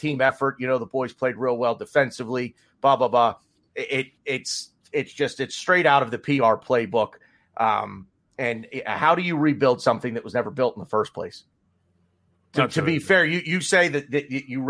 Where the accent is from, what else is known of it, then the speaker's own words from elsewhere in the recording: United States; I'm American